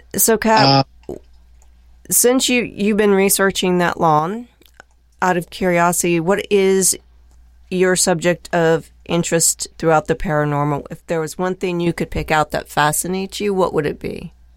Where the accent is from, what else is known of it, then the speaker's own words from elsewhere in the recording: Dayton, Ohio, United States; also born or lived in Lake Placid, New York; now in Fort Wayne, United States; I'm from Dayton originally